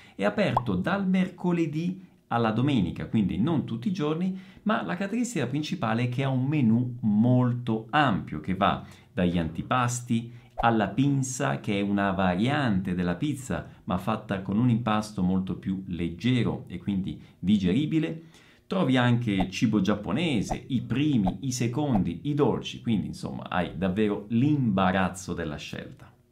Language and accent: Italian; Italy; sono italiano